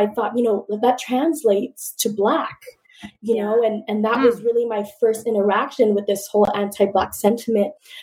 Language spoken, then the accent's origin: English; Richmond, California, United States; I'm originally from the Bay Area, from Richmond, from East Bay, you know, we're a Raiders family, we're a Warriors family.